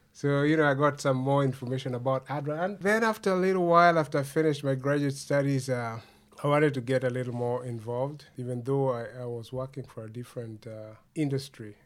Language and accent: English; Kendu Bay, Homa Bay County, Kenya; now in Canada; I was re- born and raised in Kenya. I come from a small town called Kendu Bay